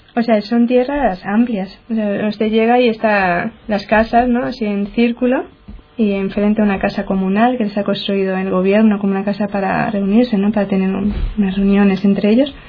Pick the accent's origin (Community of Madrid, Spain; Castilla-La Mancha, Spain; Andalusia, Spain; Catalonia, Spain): Community of Madrid, Spain; Getafe; yo soy de Getafe, pertenece a Madrid